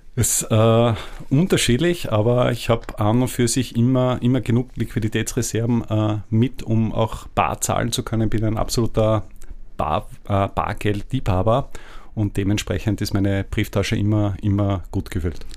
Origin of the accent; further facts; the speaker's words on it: Austria; als Österreicher